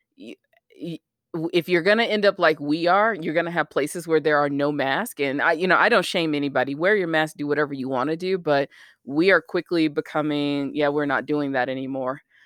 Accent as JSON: {"language": "English", "region": "the South", "country": "United States", "tie": "born or raised there", "said": "I grew up in the South"}